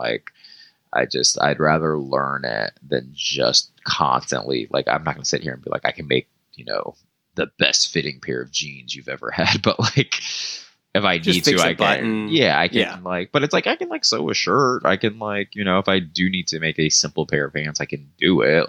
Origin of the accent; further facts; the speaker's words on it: Marietta, Georgia, United States; I'm from Georgia and that's just what people, it's like everyone had trucks, everyone built their own stuff, like, you know what I mean? Like, and I'm from Marietta, so it's not like I wasn't in like the woods